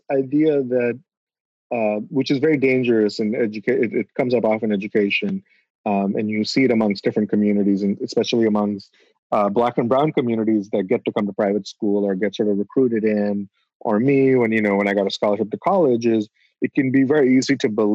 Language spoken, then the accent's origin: English; Bangladesh; I'm from Bangladesh, but Bengali.